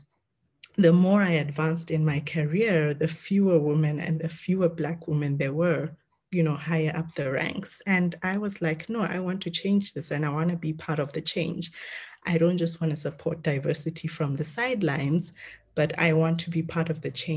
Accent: South Africa; also born or lived in Kenya; I'm Kenyan born, but raised in South Africa and went to school there and then started working there.

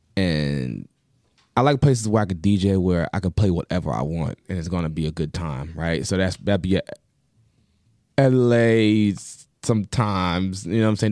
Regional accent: Long Island, New York, United States; I'm from New York. Long Island

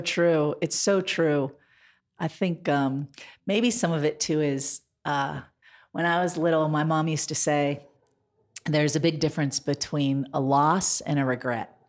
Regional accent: Montana, United States; also born or lived in Washington, D.C.; now in Denver, United States; I grew up in Montana. I was born in Montana.

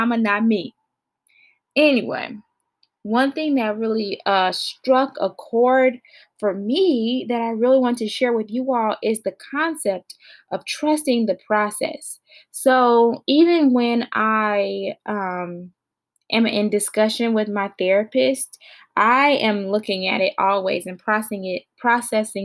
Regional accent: Gary, Indiana, United States; moved away; I'm from Gary, Indiana, and I'm going to rep that until I die. I'm not currently in Indiana, but Indiana is still in me

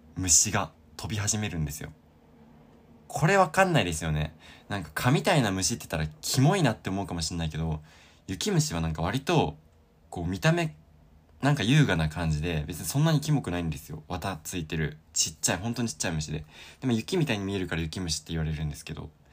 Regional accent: Sapporo, Hokkaido, Japan; moved away as an adult; now in Osaka, Japan; 僕が札幌で育ったからなんですけど

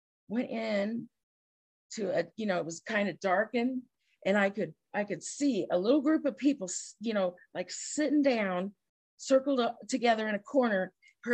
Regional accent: rural Illinois, United States; I'm stuck in rural Illinois

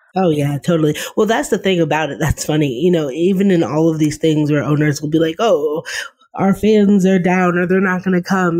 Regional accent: Boston, Massachusetts, United States; I really grew up in the heyday of Boston sports

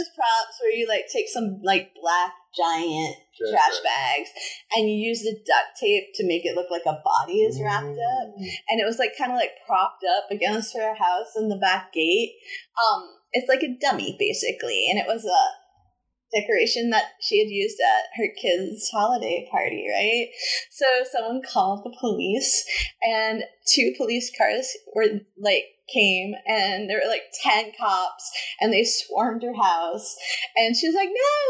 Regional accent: New England, United States; I'm uptight and from New England.

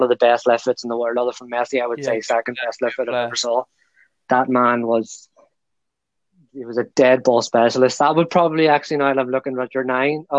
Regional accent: Ireland; I'm an Irishman

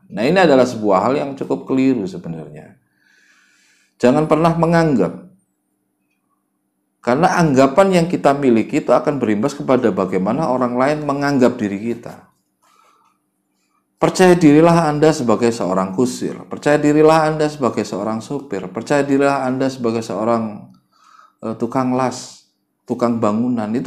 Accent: Java, Indonesia; kadang-kadang kita ini orang Jawa suka terlalu merendah

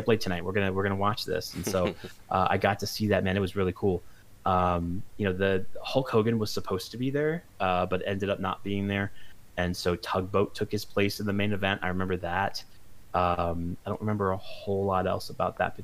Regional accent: West Palm Beach, Florida, United States; I grew up in Palm Beach County, Florida, and so specifically in West Palm Beach.

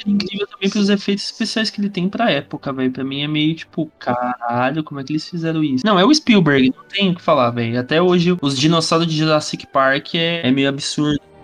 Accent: Brazil; graças a Deus eu nasci no Brasil

